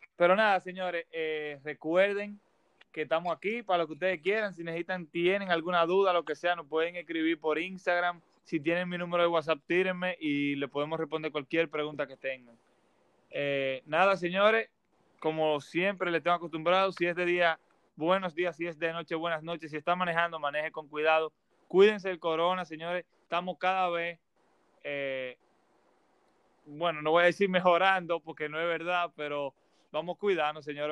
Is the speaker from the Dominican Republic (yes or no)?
yes; Dominican Republic; en mi país, en República Dominicana